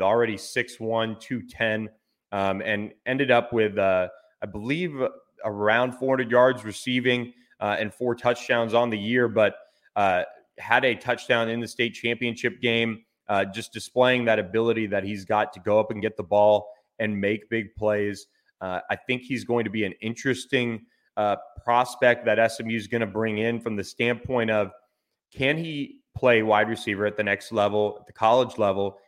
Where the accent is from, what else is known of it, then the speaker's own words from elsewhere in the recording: Florida, United States; moved away; my home state of Florida